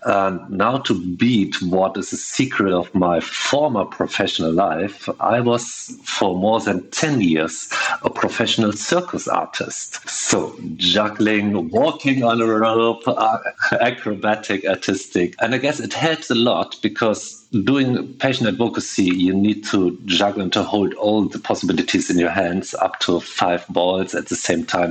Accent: Germany; I'm from Germany.

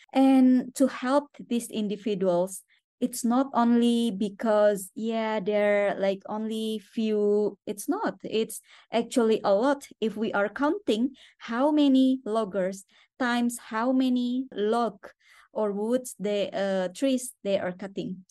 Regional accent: Borneo, West Kalimantan, Indonesia; moved away; also born or lived in Jakarta; I'm from Borneo. I born in Borneo

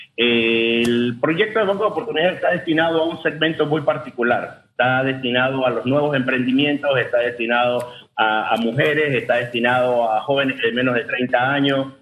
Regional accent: Panama

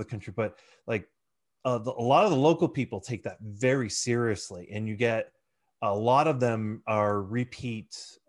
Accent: Haverhill, Massachusetts, United States; I grew up the street in Haverhill, so I'm a Merrimack mm-hmm. Valley person.

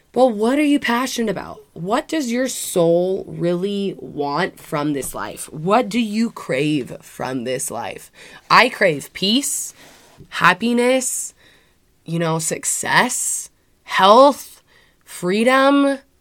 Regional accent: United States; I am from Washington

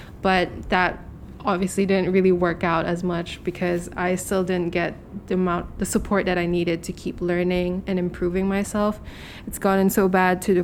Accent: Hong Kong; being born and raised here in Hong Kong, I'm a Filipino

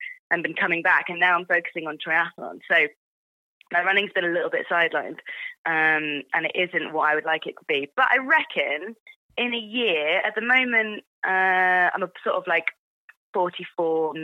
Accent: Oxford, South East England, United Kingdom; also born or lived in Binfield, Berkshire; now in London, United Kingdom; So originally Berkshire, but and kind of grew up in Oxford. So I say Oxford really

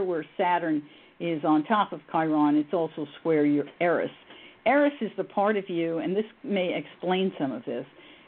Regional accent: New York, United States; moved away; I was raised in New York.

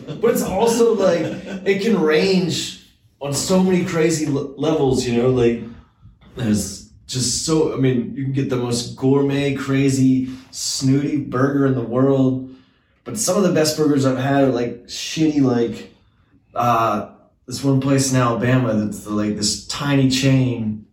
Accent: Scotland, United Kingdom; also born or lived in Atlanta, Georgia, United States; now in Seattle, United States; I was born in Scotland

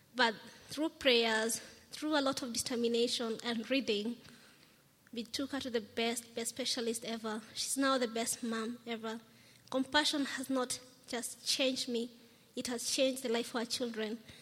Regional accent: Nairobi, Kenya; I'm from Kenya. I'm a firstborn of six children. I'm 29 years old

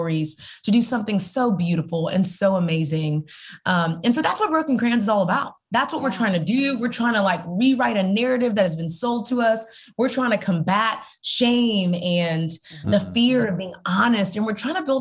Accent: Houston, Texas, United States; also born or lived in Georgia; now in Atlanta, United States; I grew up in Houston, Texas.

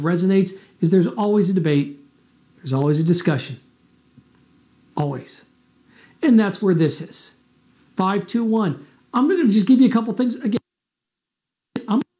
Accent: Midwest, United States; I grew up in the Midwest. I grew up in Big Ten land

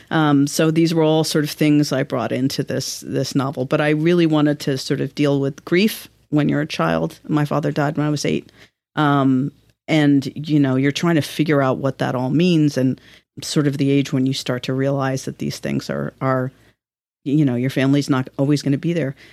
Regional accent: New York City, New York, United States; moved away as an adult; now in Vermont, United States; I'm from Manhattan

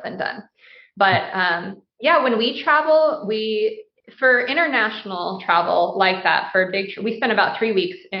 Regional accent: United States; being American

